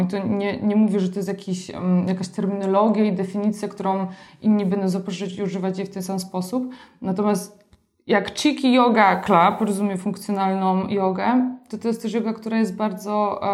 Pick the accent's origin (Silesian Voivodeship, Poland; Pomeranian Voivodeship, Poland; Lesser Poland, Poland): Silesian Voivodeship, Poland; moved away as an adult; wyrosłam na wsi na Śląsku, miejscu, które miało mm, nie wiem ile, 2000 mieszkańców